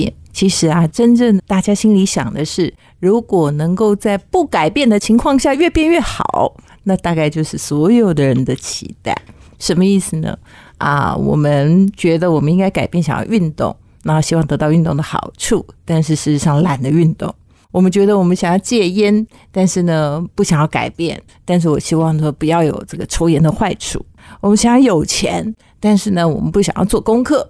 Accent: China; 其实就是跟我们中国人讲的易经卜卦算命有点像嘛

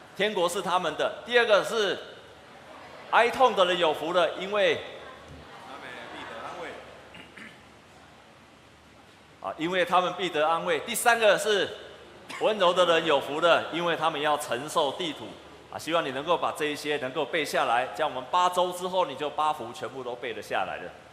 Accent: Taiwan; 我们台湾人

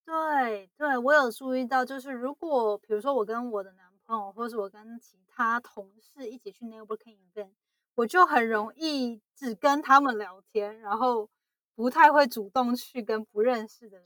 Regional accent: Taiwan; moved away as an adult; now in United States; 因为我是在台湾长大的嘛，然后，呃，大学毕业后才来美国

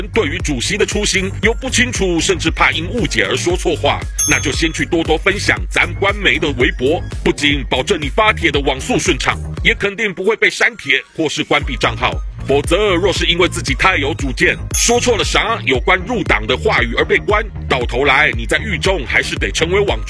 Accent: Jiangsu, China; 让我老家江苏那儿竟然仅因一人阳性，就把一个县给封了一百零三万人。

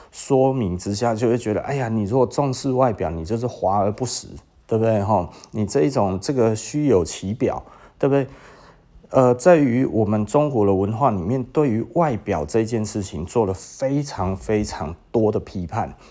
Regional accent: Taiwan; 因为我就是台湾人啊

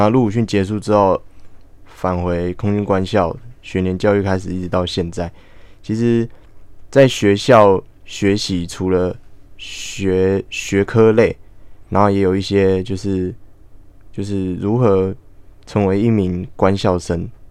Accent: Hualien, Hualien County, Taiwan; 我来自花莲，然后毕业于花莲县四维高中，然后我是就读普通科

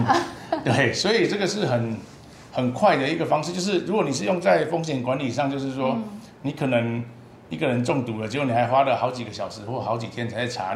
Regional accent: Chishang, Taitung County, Taiwan; 我是来自台东池上的

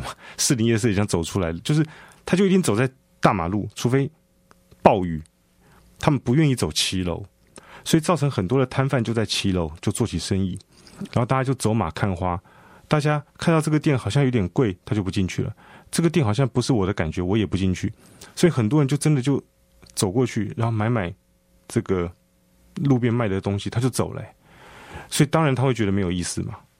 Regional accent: Taipei, Taiwan; 以我以前我是大龙洞人，我连大龙洞、大稻城的分别是什么，我也不知道。那我过去十年，我开始要理解我的故乡，我的这个这个这个台北的一些这个历史背景，我才慢慢知道的。

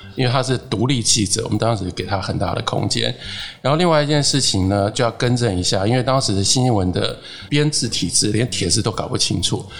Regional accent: Taiwan; 我是一个台湾人，我在台湾

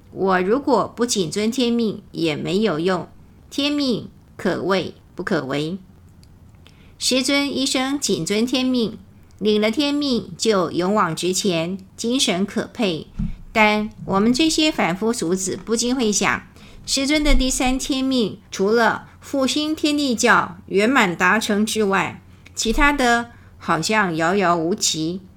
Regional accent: Taiwan; 我们台湾人讲到共产党可能很不屑

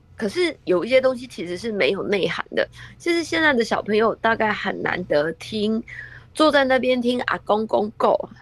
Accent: Taiwan; 咱们台湾

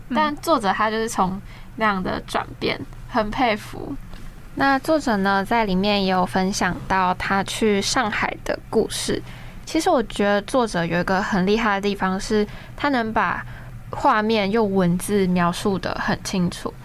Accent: southern Taiwan, Taiwan; 我就是南部人嘛

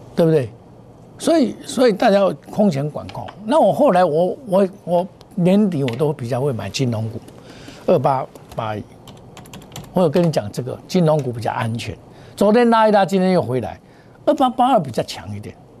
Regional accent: Taiwan; 我们台湾话

